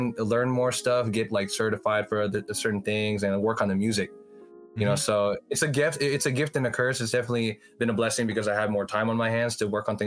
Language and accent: English; Daly City, California, United States; I'm a rapper from Daly City